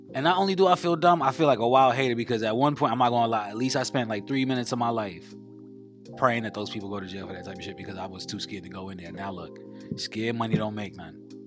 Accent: New York, United States; I'm from New York

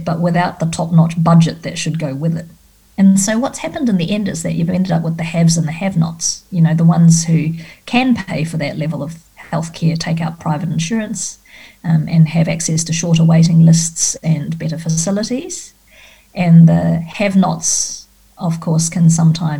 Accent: Australia; as an Australian

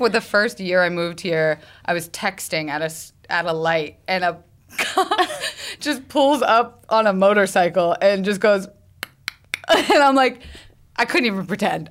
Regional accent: the South, United States; I'm from the South

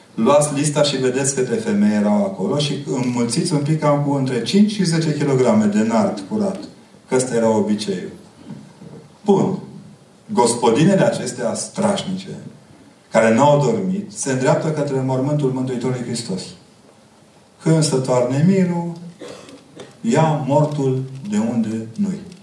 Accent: Transylvania, Romania; Ca ardelean

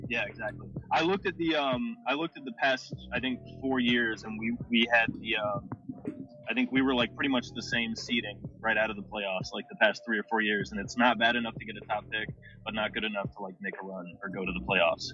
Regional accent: North Carolina, United States; I'm from North Carolina

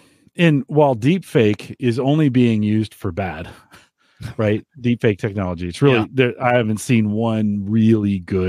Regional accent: England, United Kingdom; And so they're speaking Portuguese. I'm English.

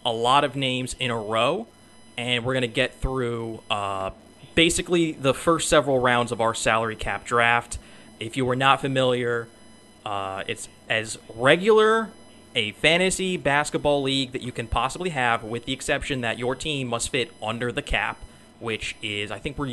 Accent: New York, United States; as a New Yorker

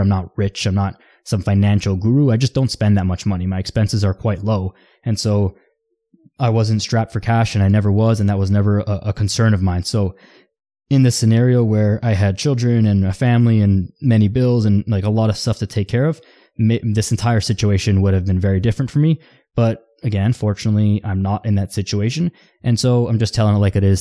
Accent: Toronto, Ontario, Canada; I'm from Toronto.

